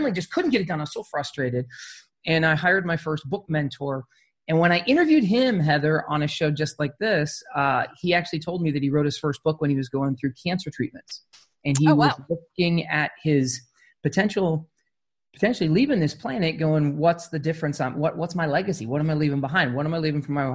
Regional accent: Arizona, United States; I grew up in Arizona

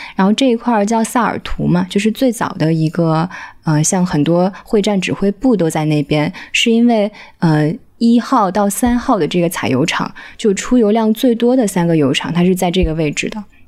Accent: Zhejiang, China; 我是浙江人

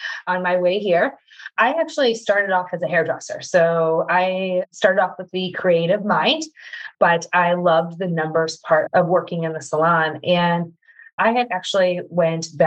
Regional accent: Midwest, United States; I am a mama from the Midwest.

